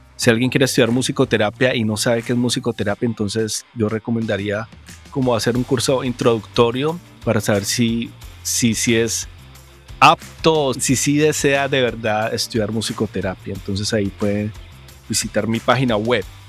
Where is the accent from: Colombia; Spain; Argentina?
Colombia; como colombiano